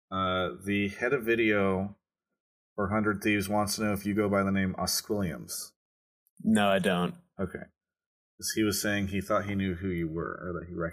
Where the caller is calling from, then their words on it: Fort Myers, Florida, United States; Calling from Fort Myers, Florida.